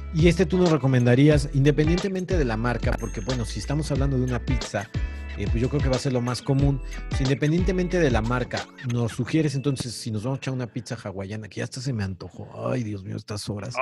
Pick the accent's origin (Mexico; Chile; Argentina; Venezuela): Mexico; vamos a preparar en nuestras casas como mexicanos